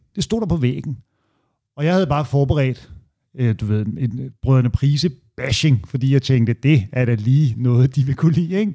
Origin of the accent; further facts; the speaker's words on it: Hørsholm, Capital Region of Denmark, Denmark; der, hvor min mor bor i Ådalsparken, hvor jeg voksede op